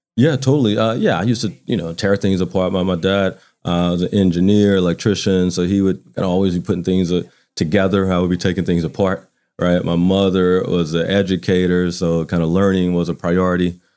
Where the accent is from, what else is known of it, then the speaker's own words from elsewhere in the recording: Baton Rouge, Louisiana, United States; moved away as an adult; now in Atlanta, United States; grew up in Baton Rouge. I went to high school in Baton Rouge